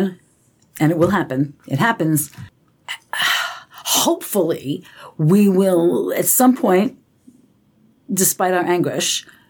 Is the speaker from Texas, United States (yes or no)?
no; New Jersey, United States; I'm from New Jersey.